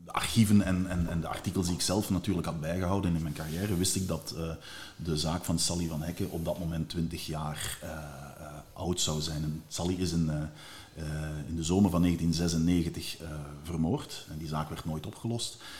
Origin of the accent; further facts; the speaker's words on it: Limburg, Flanders, Belgium; in het Limburgs, waar ik vandaan kom